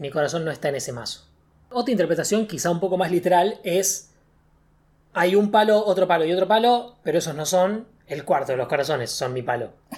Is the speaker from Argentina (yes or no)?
yes; Argentina; nosotros que somos de Argentina